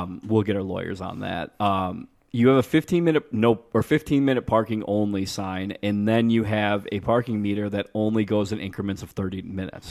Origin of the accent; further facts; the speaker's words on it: Niles, Illinois, United States; I'm from Niles, which touches Chicago